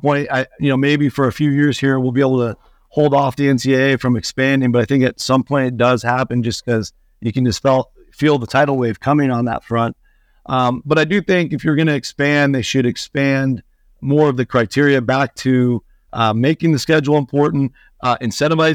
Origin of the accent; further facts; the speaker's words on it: Seattle, Washington, United States; moved away; I'm from Seattle originally